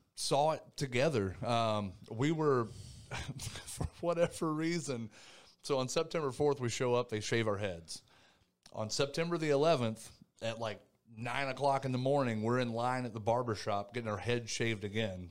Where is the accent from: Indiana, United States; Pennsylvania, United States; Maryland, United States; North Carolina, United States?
North Carolina, United States; Thomasville; moved away as an adult; I was born and raised in North Carolina, uh, little place called Thomasville, North Carolina.